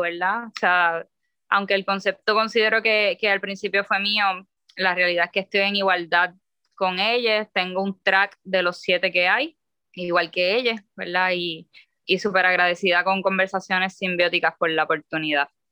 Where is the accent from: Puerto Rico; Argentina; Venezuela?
Puerto Rico; soy una escritora boricua